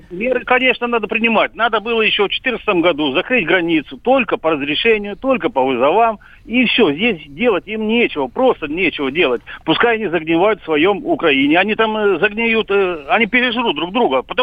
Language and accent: Russian; Russia; born there; а я уехал в Россию, я здесь и родился, потому что я россиянин чистокровный.